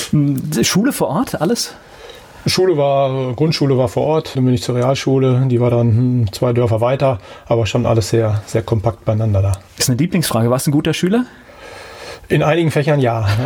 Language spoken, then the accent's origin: German; Bielefeld, North Rhine-Westphalia, Germany; born there; Ich bin geboren in Bielefeld.